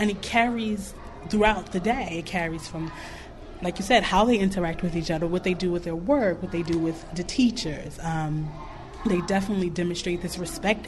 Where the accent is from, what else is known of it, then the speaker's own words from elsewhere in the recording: New York, United States; now in Clarksdale, United States; I'm from New York.